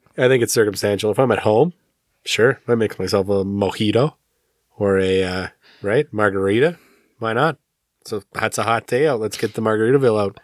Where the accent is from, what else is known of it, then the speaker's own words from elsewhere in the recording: Alberta, Canada; I grew up in Alberta